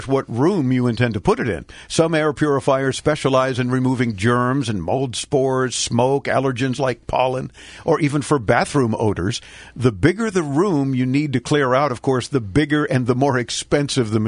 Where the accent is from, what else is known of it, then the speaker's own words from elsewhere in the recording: Miami, Florida, United States; I'm born and raised in Miami